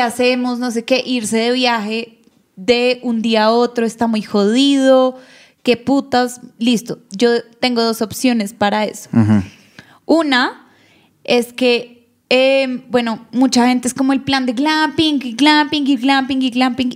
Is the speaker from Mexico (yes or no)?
no; Bogotá, Colombia; los dos somos rolos, vivimos en Bogotá